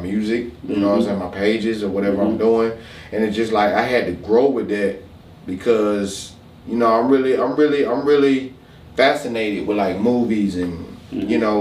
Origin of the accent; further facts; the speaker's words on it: Macon, Georgia, United States; also born or lived in Milledgeville, Georgia; From here, though, mm-hmm. you know, I've been here for a totality of we've gone on about 20 plus years